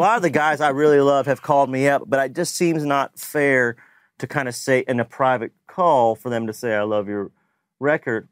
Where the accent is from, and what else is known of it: Lexington, Kentucky, United States; born or raised there; moved away as an adult; now in Nashville, United States